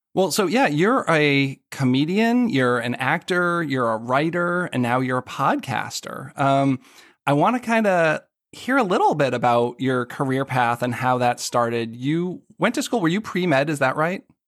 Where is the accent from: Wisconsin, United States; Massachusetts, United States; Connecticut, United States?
Massachusetts, United States; Boston; now in Washington, D.C., United States; I grew up in the Boston area